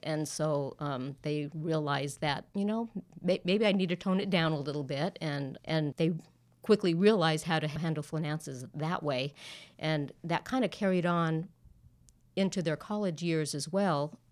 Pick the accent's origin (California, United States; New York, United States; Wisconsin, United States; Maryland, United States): California, United States; Southern; moved away as an adult; now in Dallas-Fort Worth, United States; I was born and raised in Southern California